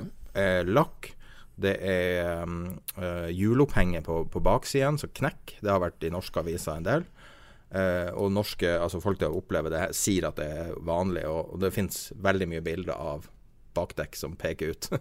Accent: Norway; vi er nordmenn

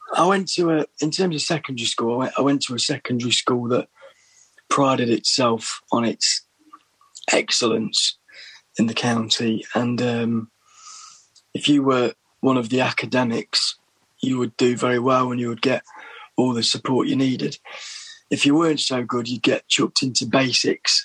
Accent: Little Eaton, East Midlands, United Kingdom; moved away as an adult; also born or lived in Berlin, Germany / London; village in Derbyshire, Little Eaton

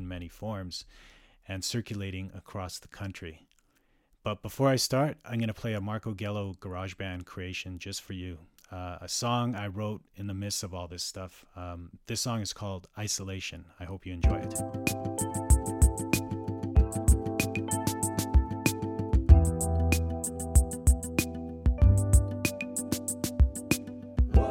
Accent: Calgary, Alberta, Canada; moved away as an adult; now in North Vancouver, Canada; resides in North Vancouver and was born and raised in Calgary, Alberta for much of my life

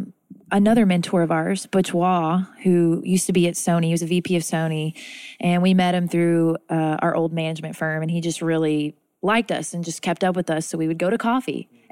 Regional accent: Dallas, Texas, United States; Texas. Dallas, because that's my home.

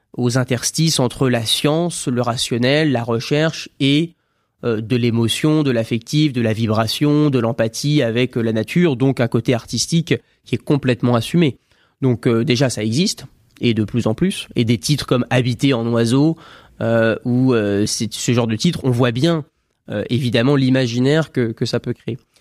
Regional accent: France; je suis né en France

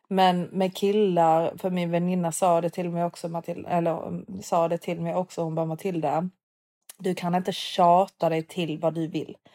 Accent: Sweden; moved away as an adult; also born or lived in London, United Kingdom; now in Dubai, United Arab Emirates; jag är från Sverige

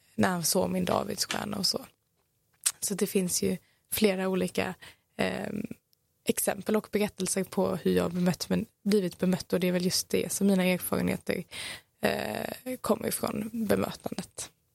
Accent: Malmö, Skåne, Sweden; jag är ifrån Malmö, växt här

